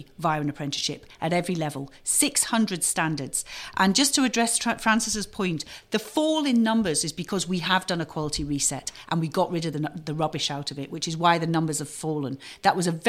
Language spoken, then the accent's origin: English; Knowsley, North West England, United Kingdom; I grew up in Knowsley